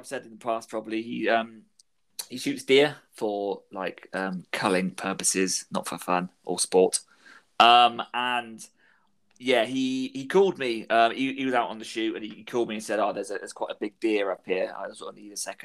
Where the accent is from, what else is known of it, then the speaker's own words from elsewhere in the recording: Plymouth, South West England, United Kingdom; I was from Plymouth